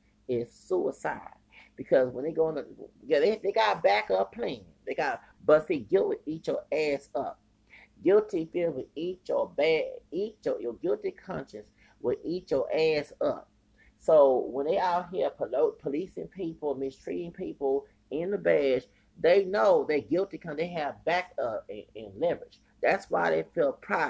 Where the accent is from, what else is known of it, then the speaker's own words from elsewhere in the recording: Houston, Texas, United States; I'm from Houston. I ain't from Dallas